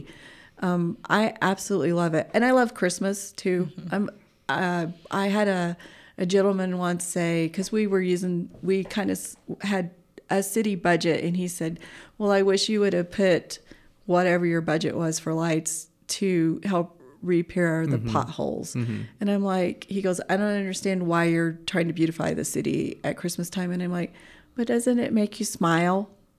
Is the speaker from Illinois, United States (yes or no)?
no; Alaska, United States; moved away; We came from Alaska, so definitely I have snow pants and mukluks, gloves. I know how to dress for the cold